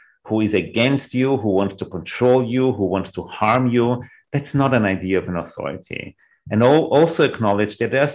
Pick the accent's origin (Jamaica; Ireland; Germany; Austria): Austria; Vienna; what I really learned growing up in Vienna